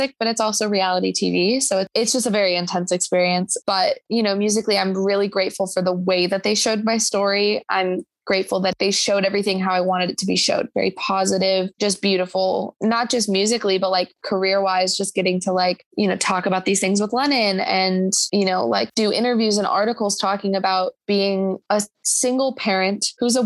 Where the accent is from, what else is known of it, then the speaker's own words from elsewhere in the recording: Chicago, Illinois, United States; I'm from Chicago.